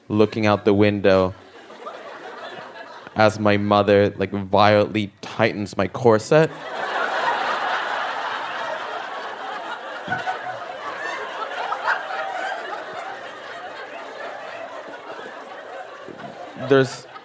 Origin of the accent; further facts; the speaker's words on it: El Salvador; moved away; I'm originally from El Salvador